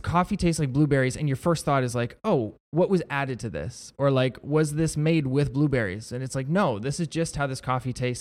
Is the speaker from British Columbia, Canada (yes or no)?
no; Niagara-on-the-Lake, Ontario, Canada; I was born and raised in Niagara on the Lake, but my wife and I bought a house in Niagara Falls